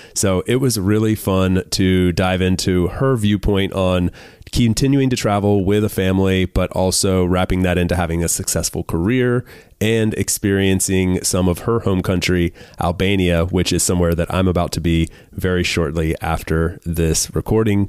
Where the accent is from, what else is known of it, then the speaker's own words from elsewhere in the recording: North Carolina, United States; also born or lived in Miami, Florida; I've spent four or five years there, and then moved to North Carolina